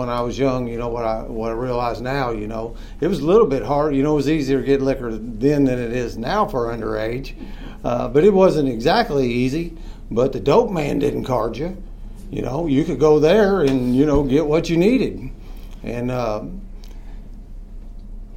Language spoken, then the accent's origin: English; New Albany, Indiana, United States; I was born and bred in New Albany